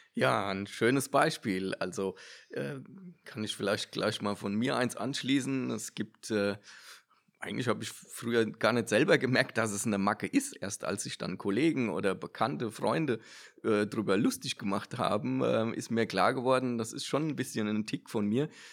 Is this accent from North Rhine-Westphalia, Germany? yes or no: no; Odenwald, Hesse, Germany; ich komme ja aus dem Odenwald